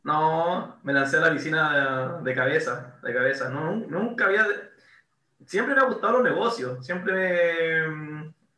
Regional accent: La Serena, Coquimbo, Chile; also born or lived in Valparaíso; en colegio, un colegio inglés católico acá en La Serena

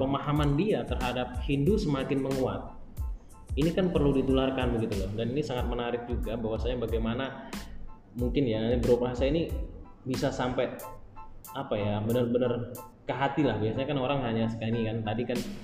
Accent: Blitar, East Java, Indonesia; saya saya saya dari Blitar bro maksudnya saya dari Blitar

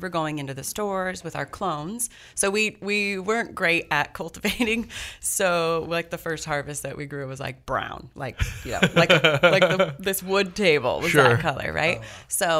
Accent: San Leandro, California, United States; started Kiva in our home kitchen in 2010 in the house I grew up in San Leandro, California, part of the East Bay area.

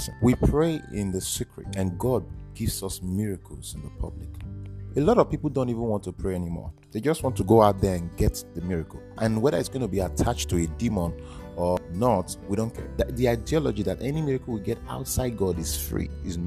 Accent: Edo, Nigeria; I am from Edo State

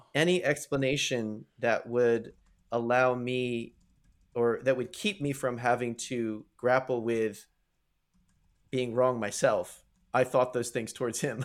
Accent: United States; moved away as an adult; also born or lived in Canada; growing up in the United States

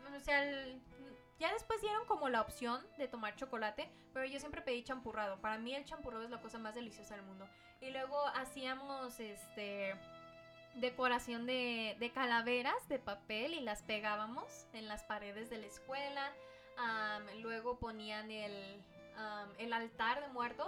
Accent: Mexico; esa es una costumbre que nosotros como mexicanos teníamos

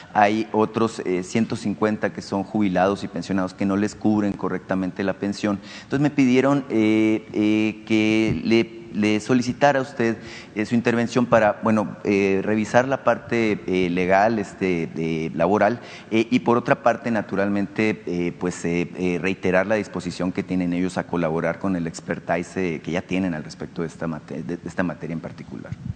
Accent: Nacosari, Sonora, Mexico

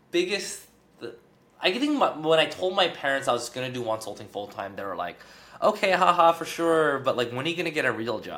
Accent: Torrance, California, United States; oh no, it's a it's a place in, called Torrance, but it's like

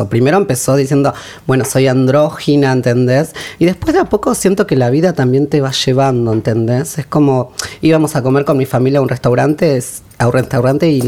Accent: Quilmes, Buenos Aires Province, Argentina; Soy de Quilmes.

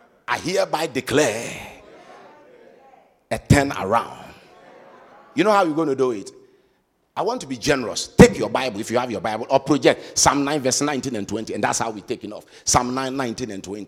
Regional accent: Cape Three Points, Western Region, Ghana; Cape Three Point, my hometown

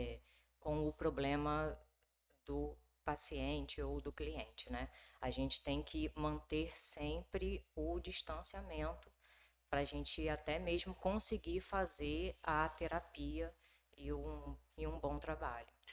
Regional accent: Rio de Janeiro, Brazil; moved away as an adult; also born or lived in Minas Gerais; now in Nova Venécia, Brazil; eu sou do Rio de Janeiro uhum. e vim a Nova Venécia a trabalho

